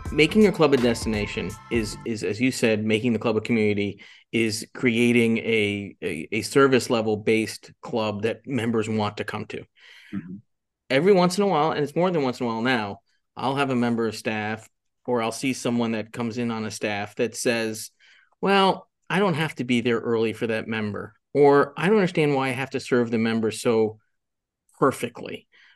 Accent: Jupiter, Florida, United States; But I grew up in Jupiter, Florida for a couple of years

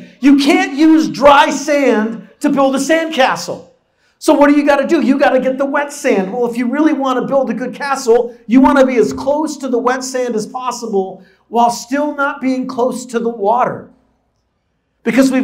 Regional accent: San Diego, California, United States; moved away; I grew up in San Diego

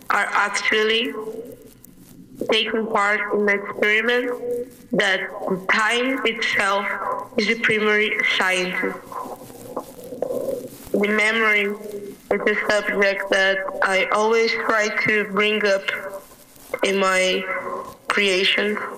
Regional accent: Brazil; I was born in Rangers in Brazil

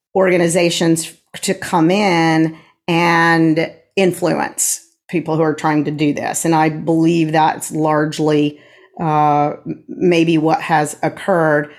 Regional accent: Tulsa, Oklahoma, United States; moved away; I am a Tulsan as well. I was born in Tulsa, moved away for a little while, and then have been here again since 1988

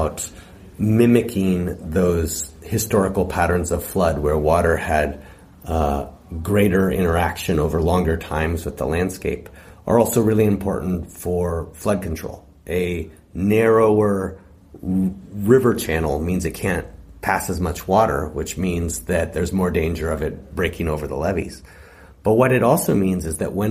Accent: California, United States; as Californians, we really live on the landscape

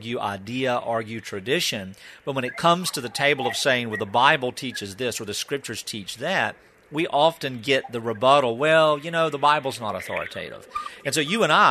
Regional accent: the South, United States; growing up in the South, we learned a song as a child

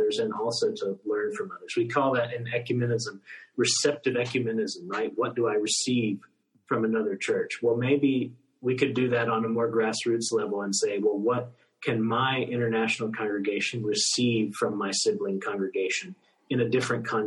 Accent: United States; moved away; as an American, as someone from the United States

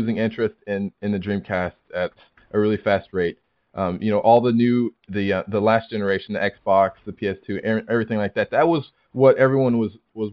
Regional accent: United States; moved away as an adult; now in Guam; although I'm American, I'm in the U.S. Air Force. So I'm actually living in Guam right now

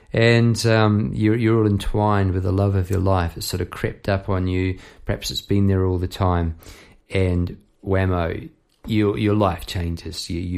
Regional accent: New Zealand; moved away as an adult; now in Melbourne, Australia; Look, I came over from New Zealand, say 20 years ago. I came over to get a new band and to start afresh. It's a rite of passage coming over from New Zealand to Melbourne, Australia.

